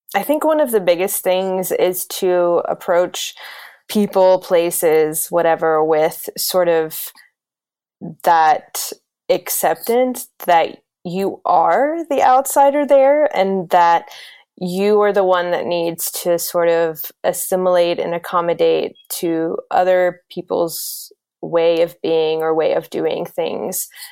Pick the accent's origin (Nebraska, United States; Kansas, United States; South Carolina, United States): South Carolina, United States; moved away; also born or lived in Greece; I grew up in South Carolina in the United States.